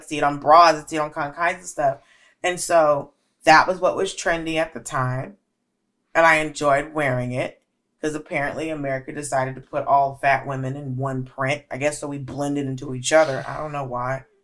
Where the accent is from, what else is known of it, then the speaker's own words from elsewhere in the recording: Georgia, United States; Bitch, I'm from Georgia.